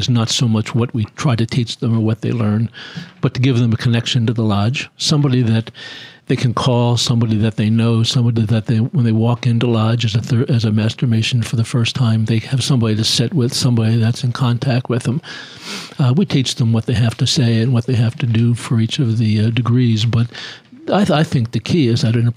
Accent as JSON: {"language": "English", "town": "Philadelphia", "region": "Pennsylvania", "country": "United States", "said": "I'm from Philly."}